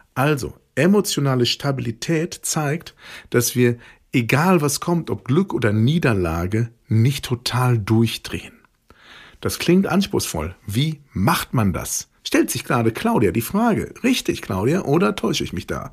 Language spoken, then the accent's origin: German; Ruhr area, North Rhine-Westphalia, Germany; bei uns im Ruhrgebiet, wo ich groß geworden bin